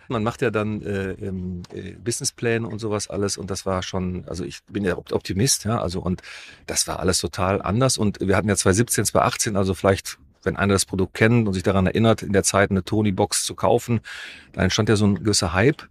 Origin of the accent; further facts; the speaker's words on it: Düsseldorf, North Rhine-Westphalia, Germany; Wir kommen aus Düsseldorf